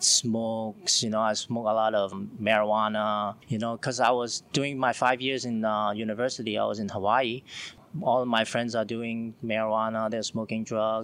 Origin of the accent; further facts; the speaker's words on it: Hong Kong; now in China; I'm from Hong Kong, and now I'm staying in China